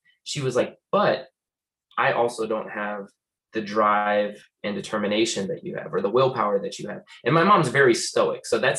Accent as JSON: {"language": "English", "region": "New York", "country": "United States", "tie": "born or raised there", "also_born_or_lived": "Florida", "lives_now": "Las Vegas, United States", "said": "I usually claim New York and Florida, because that's where I spent the most time growing up. I moved around quite a bit, but like, East Coast probably is like heaviest influence over my life"}